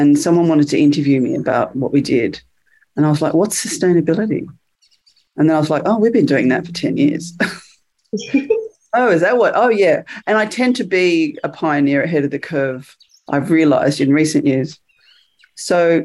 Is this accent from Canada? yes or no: no; Australia; moved away as an adult; now in United Kingdom; I'm from Australia, but I'm coming to you from the UK today, where I moved 2.5 years ago